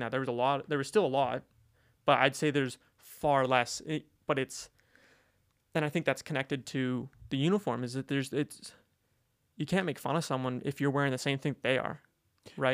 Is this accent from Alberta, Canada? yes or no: yes; Calgary, Alberta, Canada; moved away as an adult; I'm from Calgary.